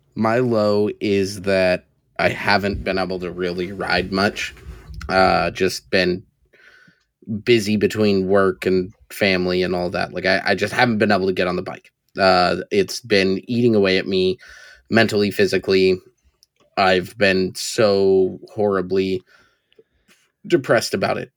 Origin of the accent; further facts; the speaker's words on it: East County, San Diego, California, United States; I am from East County